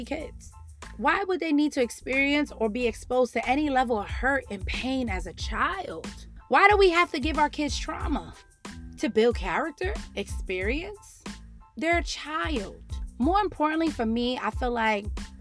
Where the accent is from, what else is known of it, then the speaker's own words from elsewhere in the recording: New York City, New York, United States; me growing up in the Bronx